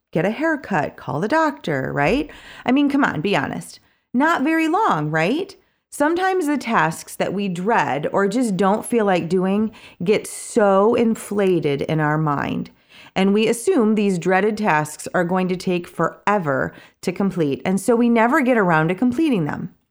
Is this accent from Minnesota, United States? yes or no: no; Kalamazoo, Michigan, United States; moved away; my hometown of Kalamazoo